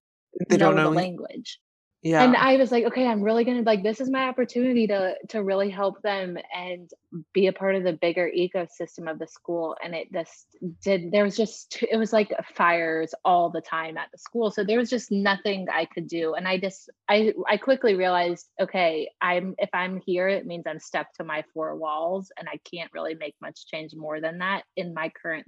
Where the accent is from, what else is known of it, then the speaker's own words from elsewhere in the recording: Greensboro, North Carolina, United States; moved away as an adult; also born or lived in Chapel Hill, North Carolina; now in Raleigh, United States; we were born in Greensboro, grew up there